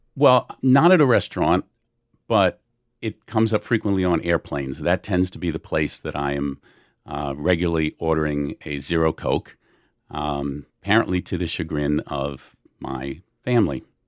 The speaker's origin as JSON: {"language": "English", "town": "New Orleans", "region": "Louisiana", "country": "United States", "moved": "yes", "lives_now": "Long Island, United States", "said": "I'm from New Orleans"}